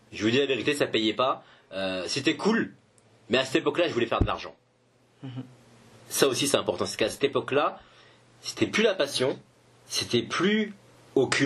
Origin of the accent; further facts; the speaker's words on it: Paris, Île-de-France, France; je suis français, parisien, etc.